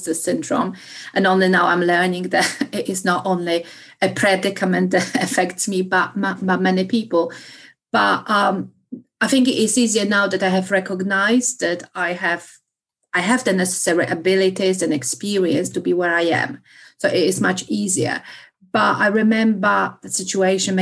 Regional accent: Poland; English is a second language; moved away; being Polish, but I think it makes it more difficult. I have encountered many misconceptions about myself or my background or my accent.

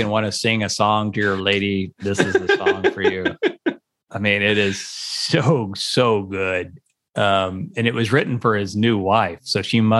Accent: San Angelo, Texas, United States; also born or lived in Tennessee; And of course I'm from San Angelo

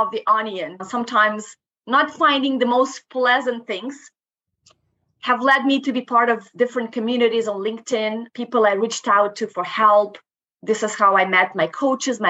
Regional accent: Moldova; first language Romanian; English is a second language; moved away as an adult; now in Canada; I'm originally from Moldova. I actually moved to Canada back in 2010.

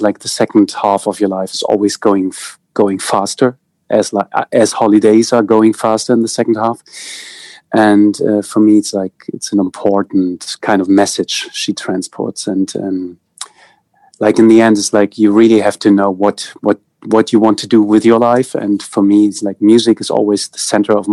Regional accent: East Germany, Germany; English is a second language; I grew up in East Germany. So like the GDR

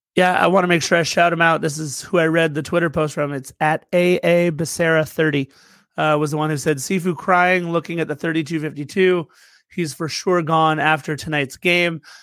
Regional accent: United States; I'm an American

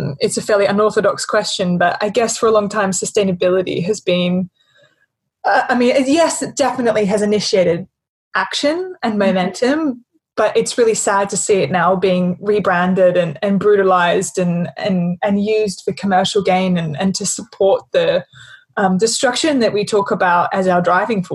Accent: Australia; accent: Australian; my bloody Australian accent

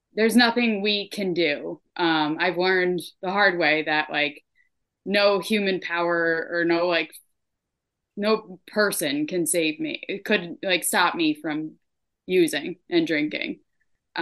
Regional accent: Troy, New York, United States; moved away as an adult; also born or lived in Burlington, Vermont; now in Vermont, United States; I was born in Troy, New York. I ended up in Vermont in 2018

